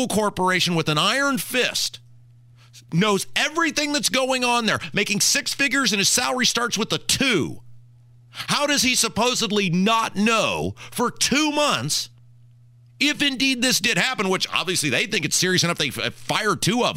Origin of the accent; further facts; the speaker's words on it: Brownsburg, Indiana, United States; I'm from Brownsburg